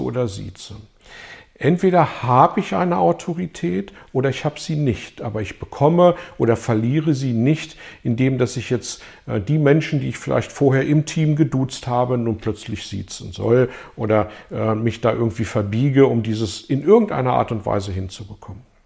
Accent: Germany; bei uns in Deutschland

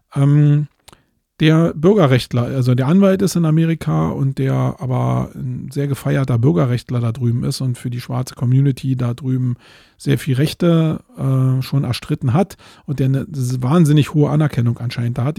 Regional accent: Germany; jetzt bin ich hier als Deutscher

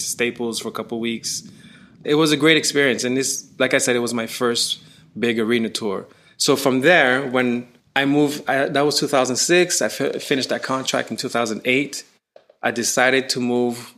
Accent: Canada; I'm from Canada, but even Canada, we're heavily influenced by the U.S.

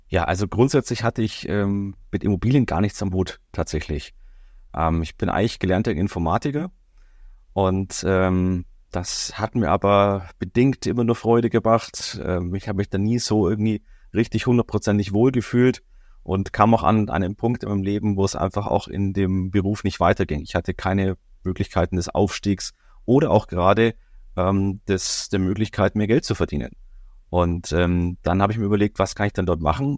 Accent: Bavaria, Germany; jetzt komme ich ja aus Bayern

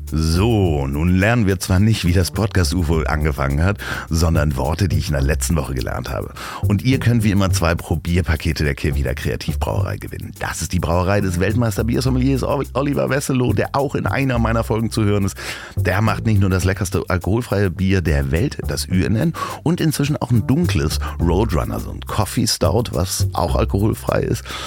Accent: Hamburg, Germany; accent: Hamburg; ich hatte einen sehr hamburgischen Akzent. Ich habe dann wirklich so gesprochen als, als Junge, wie so ein äh, Junge vom Hafen eigentlich

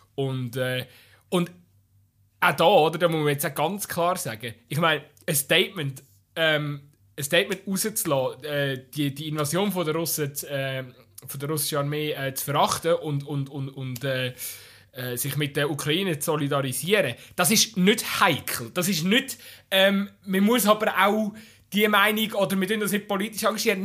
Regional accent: Switzerland; wir sind als Schweizer

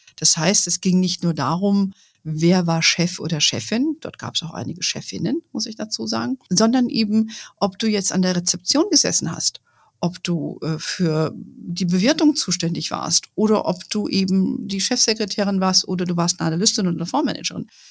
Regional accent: Germany

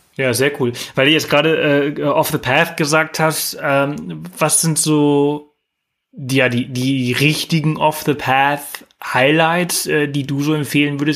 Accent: Mallorca, Balearic Islands, Spain; moved away; früher auf Mallorca, äh, wo ich aufgewachsen bin

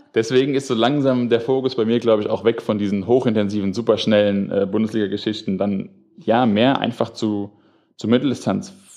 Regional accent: Darmstadt, Hesse, Germany; moved away as an adult; now in Frankfurt, Germany; ich komme ja aus Darmstadt

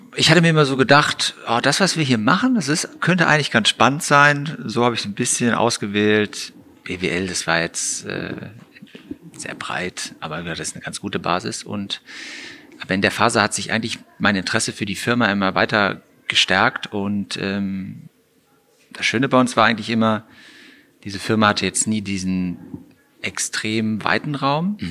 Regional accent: Gummersbach, North Rhine-Westphalia, Germany; moved away as an adult; also born or lived in Frankfurt; now in Cologne, Germany; Heimat insofern in Gummersbach aufgewachsen

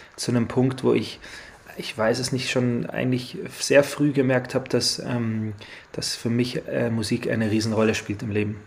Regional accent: Rosenheim, Bavaria, Germany; also born or lived in Australia; wir sind in Rosenheim geboren

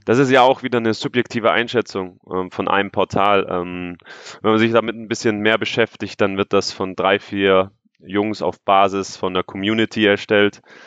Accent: Stuttgart, Baden-Württemberg, Germany; moved away as an adult; Stuttgart ist meine Heimatstadt, dort sind meine ganzen Freunde

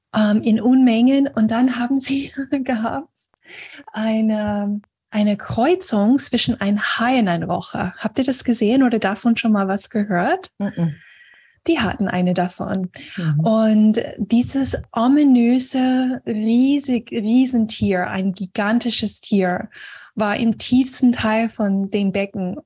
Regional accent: Florida, United States; moved away; in den USA, und Florida, wo ich aufgewachsen bin

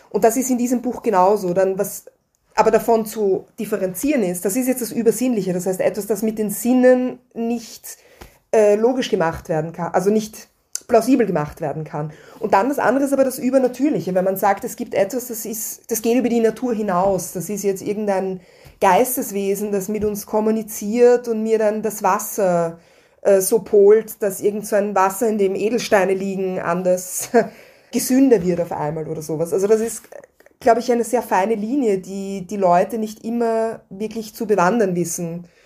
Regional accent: Vienna, Austria; die mir zum Beispiel als Wienerin an die Türkenbelagerung vermittelt wurde.

